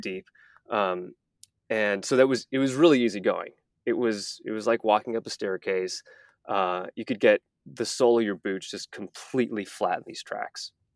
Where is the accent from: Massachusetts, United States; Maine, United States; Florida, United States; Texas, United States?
Texas, United States; moved away as an adult; also born or lived in Malibu, California; I, I grew up in Texas